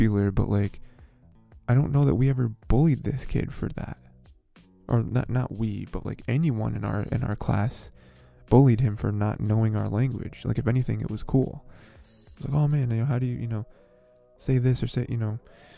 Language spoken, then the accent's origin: English; United States; I'm an American